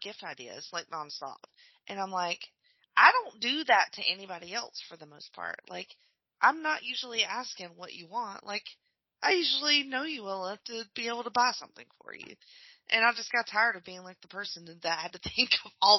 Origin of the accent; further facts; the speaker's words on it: Alabama, United States; moved away; They live in my hometown, so it's like Alabama